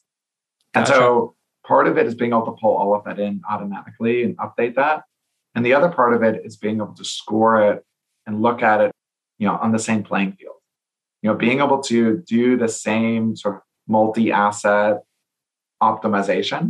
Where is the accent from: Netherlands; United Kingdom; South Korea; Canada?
Canada; now in California, United States; As a Canadian myself